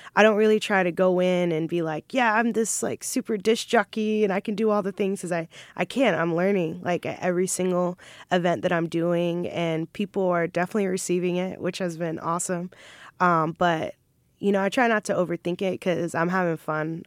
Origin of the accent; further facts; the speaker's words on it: Jacksonville, Florida, United States; also born or lived in Maryland; I pretty much grew up here. I claim, I claim Jacksonville